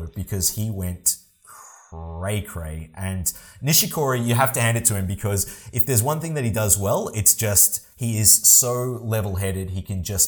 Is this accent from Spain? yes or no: no; Australia; We are both Australian